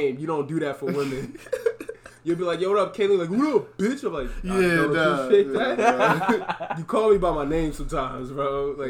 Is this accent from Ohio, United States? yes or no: no; New York, United States; I'm from New York, nigga.